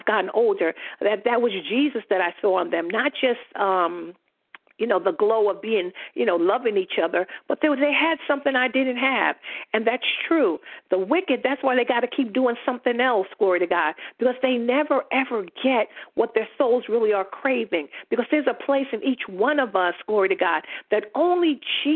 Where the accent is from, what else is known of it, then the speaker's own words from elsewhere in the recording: New York City, New York, United States; I grew up in Queensbridge Projects in New York City, the largest projects in the world